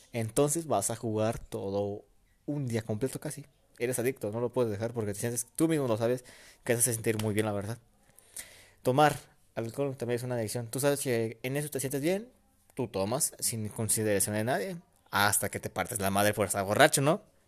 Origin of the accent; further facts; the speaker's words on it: Mexico; México, en mi país mexicano aquí